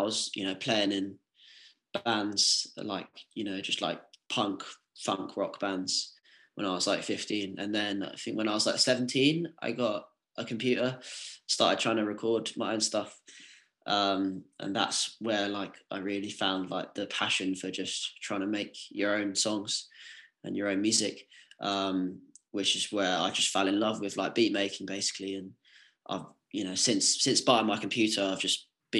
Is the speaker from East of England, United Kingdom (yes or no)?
yes; Essex, East of England, United Kingdom; moved away as an adult; also born or lived in Manchester; I'm from Essex